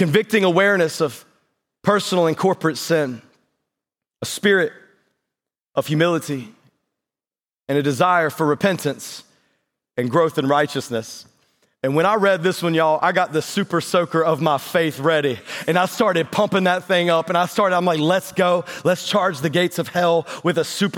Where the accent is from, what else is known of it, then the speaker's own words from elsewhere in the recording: North Carolina, United States; moved away; I grew up in North Carolina, and so we just got like paved roads and bathrooms down there